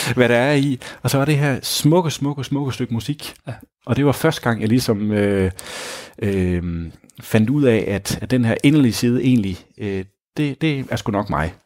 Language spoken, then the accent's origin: Danish; Grenå, Central Denmark Region, Denmark; moved away; Oprindeligt er jeg fra Grenå